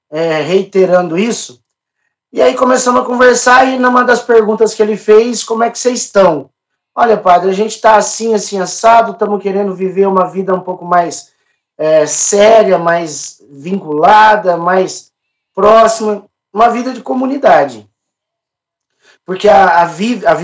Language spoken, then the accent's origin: Portuguese; Franca, São Paulo, Brazil; eu sou da cidade de Franca, diocese de Franca, né?